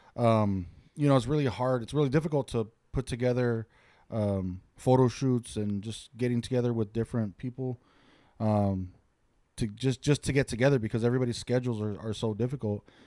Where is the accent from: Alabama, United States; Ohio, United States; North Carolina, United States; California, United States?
California, United States; Santa Fe Springs; also born or lived in Lancaster, California; now in Ontario, California, United States; born and raised in Santa Fe Springs, California.